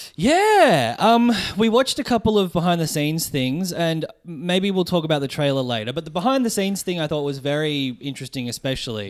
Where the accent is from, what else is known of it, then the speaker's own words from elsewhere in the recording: Melbourne, Victoria, Australia; I'm a comedian from Melbourne